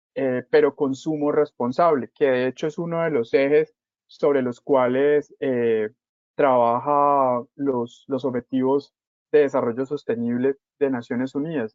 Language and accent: Spanish; Cali, Valle del Cauca, Colombia; yo soy de Cali